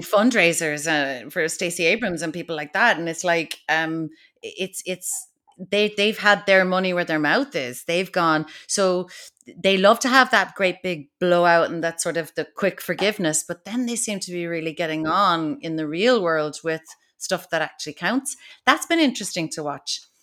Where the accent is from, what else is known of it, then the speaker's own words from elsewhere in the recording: Kinsale, Munster, Ireland; she's from Kinsale, like I am